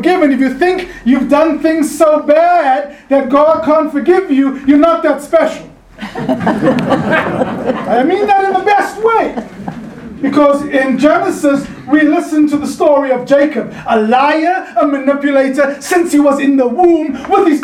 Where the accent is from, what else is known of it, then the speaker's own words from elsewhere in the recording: South Africa; now in California, United States; a South African Californian who grew up under an apartheid system